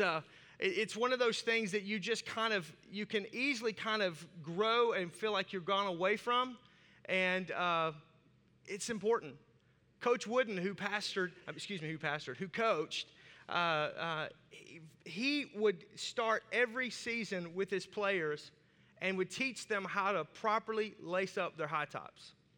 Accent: Arkansas, United States; accent: southern; I have a southern accent and I'm from Arkansas

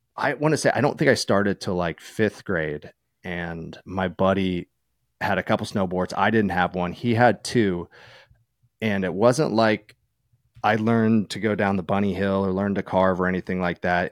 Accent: East Coast, New York, United States; moved away as an adult; also born or lived in California; growing up on the East Coast

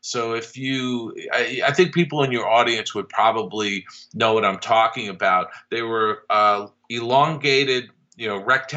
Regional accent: East Coast, United States; moved away; I grew up on the East Coast, so I didn't go to Disneyland until 1980-81 for the first time

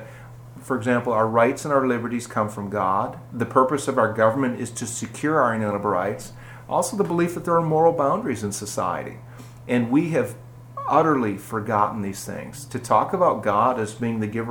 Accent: Green Bay, Wisconsin, United States; accent: Wisconsin; moved away as an adult; also born or lived in Hopkinsville, Kentucky / Cadiz, Kentucky; now in Kentucky, United States; I grew up in Green Bay

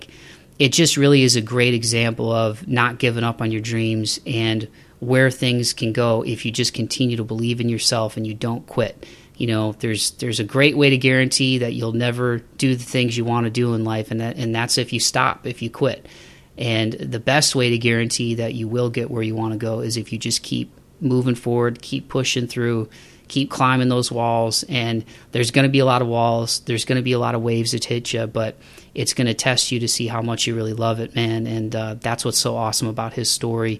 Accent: Toledo, Ohio, United States; being a kid and growing up in Toledo, Ohio

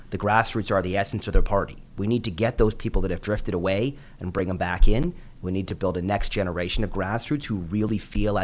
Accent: Vancouver, British Columbia, Canada; I've got a family growing up in Vancouver. I was born and raised here.

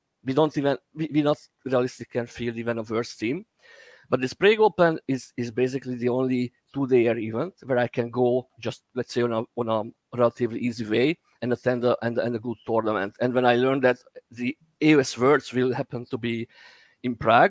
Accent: Hungary; I'm from Hungary.

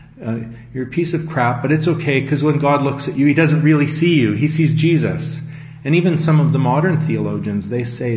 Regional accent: Abbotsford, British Columbia, Canada; I'm from Abbotsford, British Columbia, Canada, and I'm based there

